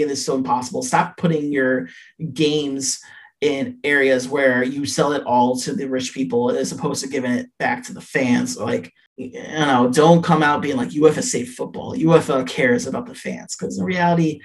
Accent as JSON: {"language": "English", "town": "Chicago", "region": "Illinois", "country": "United States", "said": "I'm from Chicago"}